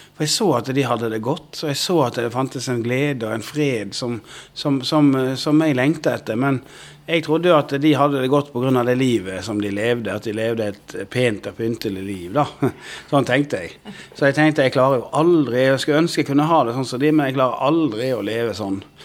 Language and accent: Norwegian; Odda, Vestland, Norway; Jeg vokste opp inne i Odda i Hardanger